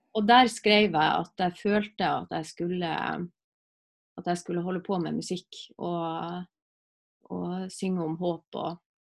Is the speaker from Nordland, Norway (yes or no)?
yes; Alsvåg, Nordland, Norway; moved away; Når jeg bodde hjemme i Alsvåg